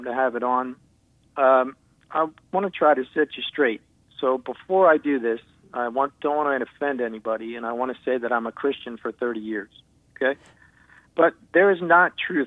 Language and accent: English; Northeast, United States; I grew up in the Northeast